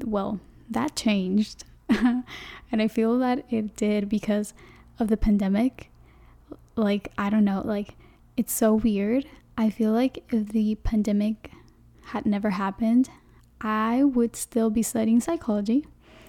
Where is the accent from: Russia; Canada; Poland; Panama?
Panama; first language Spanish; English is a second language; I'm from Panama, the country, not the city in Florida, the country Panama. And my first language is Spanish